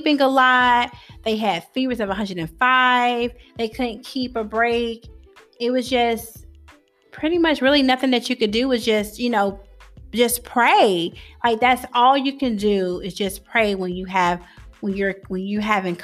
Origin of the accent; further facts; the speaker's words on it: Georgia, United States; moved away as an adult; now in Clinton, United States; I'm from Georgia and teachers in Georgia don't